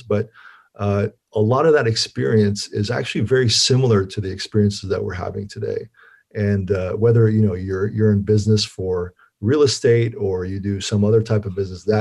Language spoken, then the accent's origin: English; Turkey; moved away; I'm from Turkey originally and went back to my home country